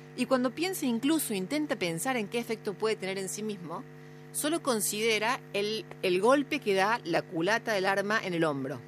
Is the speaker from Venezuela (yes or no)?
no; La Plata, Buenos Aires Province, Argentina; soy de La Plata.